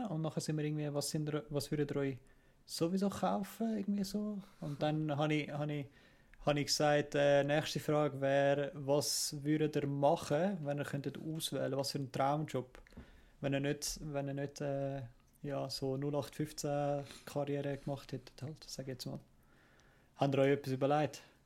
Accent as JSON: {"language": "German", "town": "Kloten", "region": "Zurich", "country": "Switzerland", "tie": "born or raised there", "said": "ich bin halt an, an, in Klot aufgewachsen"}